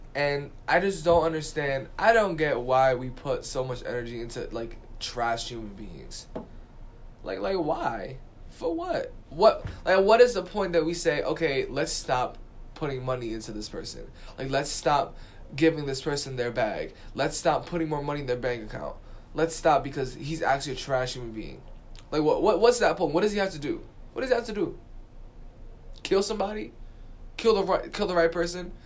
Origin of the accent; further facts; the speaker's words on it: New York City, New York, United States; I'm from the Bronx.